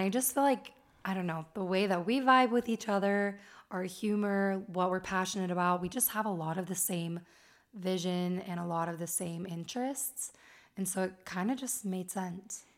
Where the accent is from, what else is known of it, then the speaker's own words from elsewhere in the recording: Las Vegas, Nevada, United States; moved away as an adult; now in Utah County, United States; And I was raised in Las Vegas, and I've lived in Utah for almost ten years.